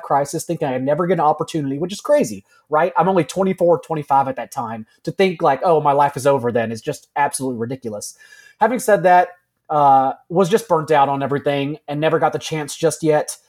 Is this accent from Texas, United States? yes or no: yes; Texas, United States; Wrote for a hometown newspaper, wrote for other newspapers around the my home state of Texas.